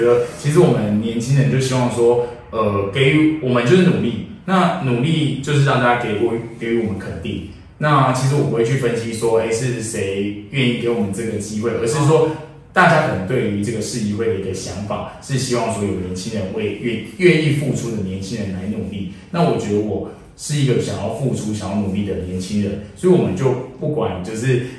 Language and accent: Chinese; Tainan, Taiwan; 我们台南人其实都非常可爱